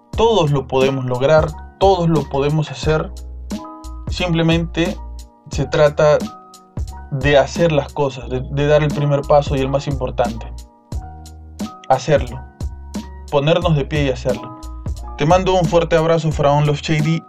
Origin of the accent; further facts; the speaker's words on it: Peru; peruano como nosotros